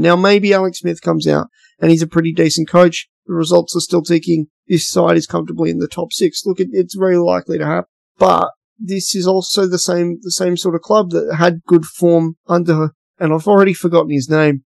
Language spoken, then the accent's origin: English; Western Australia, Australia; In WA, we have like FIFO workers